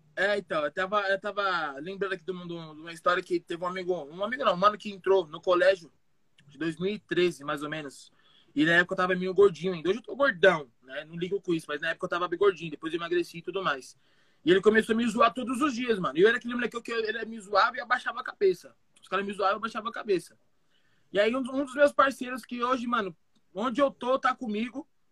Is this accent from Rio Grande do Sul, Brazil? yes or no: no; São Paulo, Brazil; also born or lived in Itu; Nasci aqui em São Paulo, capitalzão, sempre morei aqui, adoro morar aqui em São Paulo